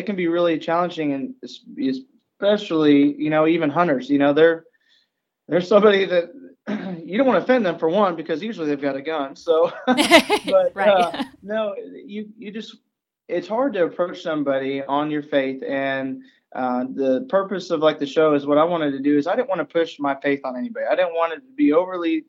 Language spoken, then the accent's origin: English; Arkansas, United States; now in Missouri, United States; now I live in Missouri. I was originally from Arkansas